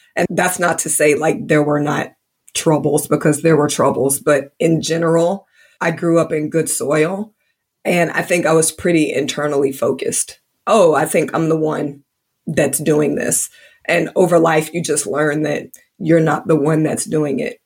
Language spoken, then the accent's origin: English; Indianapolis, Indiana, United States; now in Georgia, United States; growing up in Indianapolis, Indiana in the early 80s